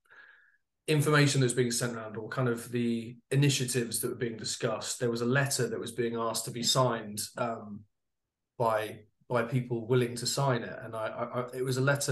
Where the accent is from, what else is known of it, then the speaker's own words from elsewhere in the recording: United Kingdom; I'm a Brit, as you can probably tell